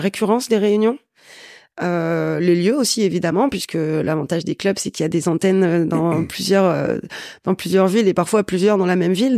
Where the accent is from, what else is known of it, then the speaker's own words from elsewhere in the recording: Valenciennes, Hauts-de-France, France; je viens de Valenciennes, donc c'est encore plus petit